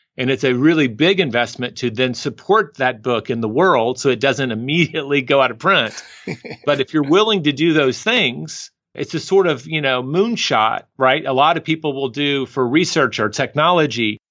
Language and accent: English; the South, United States; moved away as an adult; also born or lived in New York City / Paris; now in Austin, United States; I'm from the South in the United States